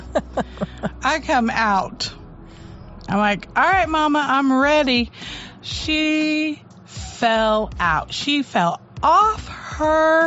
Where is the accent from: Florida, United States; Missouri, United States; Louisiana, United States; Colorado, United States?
Missouri, United States; St. Louis; I grew up in St. Louis